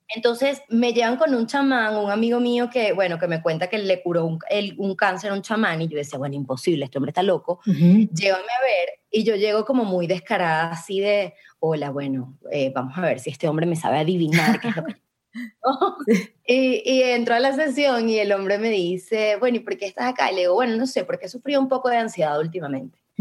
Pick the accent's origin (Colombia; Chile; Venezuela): Venezuela; moved away as an adult; yo me fui de Venezuela con, la, con bueno, huyendo de mi país por, por mi seguridad